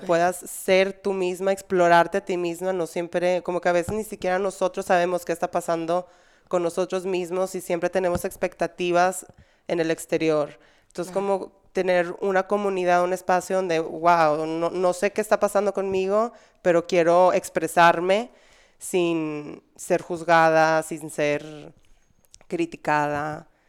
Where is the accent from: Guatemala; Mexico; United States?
Mexico; Monterrey, Nuevo León; moved away; also born or lived in Spain; en Monterrey, al menos en la sociedad que yo crecí, era muy cerrada